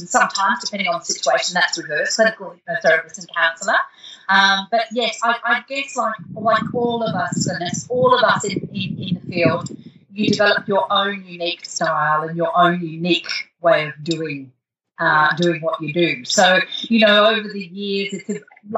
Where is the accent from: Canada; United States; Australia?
Australia; Darwin, Northern Territory; moved away; also born or lived in Europe / Perth; We had very little entertainment when I was growing up in Darwin